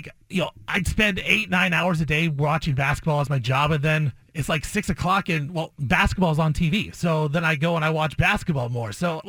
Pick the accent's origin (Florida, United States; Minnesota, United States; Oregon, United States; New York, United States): Oregon, United States; Portland; I grew up around here in Portland